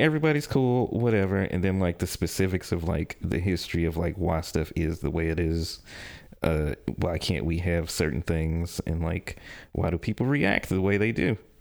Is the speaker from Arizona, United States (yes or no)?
no; Jackson, Tennessee, United States; I'm from Jackson, Tennessee